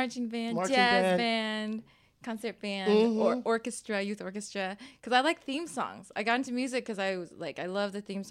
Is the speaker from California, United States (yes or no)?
yes; San Jose, California, United States; also born or lived in Taiwan / San Diego; Well, I was born in Taiwan. Okay. I came when I was two, so I've been living in California like